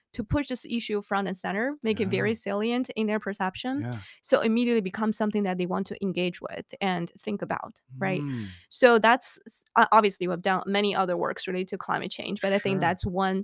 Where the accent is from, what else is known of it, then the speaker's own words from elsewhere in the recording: China; moved away as an adult; Back then, I came from China, 2003, know nothing about risk communication.